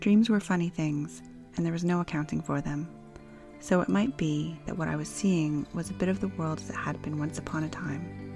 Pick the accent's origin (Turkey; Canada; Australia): Canada; as a Canadian kid